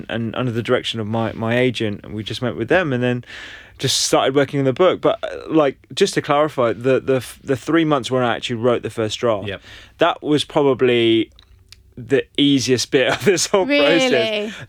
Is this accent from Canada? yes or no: no; London, United Kingdom; Yeah, I was brought up in London.